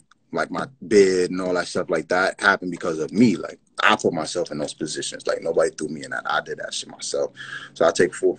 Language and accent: English; Yonkers, New York, United States; also born or lived in Bronx, New York / Brooklyn, New York; I'm from Yonkers, New York